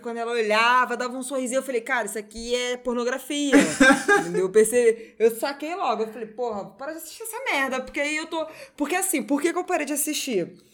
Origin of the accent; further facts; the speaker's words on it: Brazil; a gente, como brasileiro